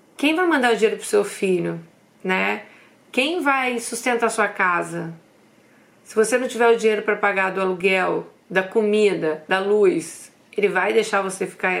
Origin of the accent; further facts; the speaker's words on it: Brazil; moved away as an adult; also born or lived in London; Nós somos brasileiras, a gente vem de uma cultura que a gente tem aquela coisa, né, de presentear outras pessoas